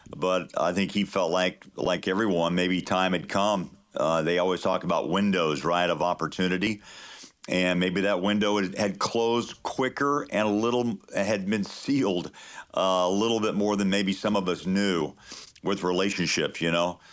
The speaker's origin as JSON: {"language": "English", "region": "Kansas", "country": "United States", "tie": "born or raised there", "moved": "yes", "said": "I grew up in Kansas"}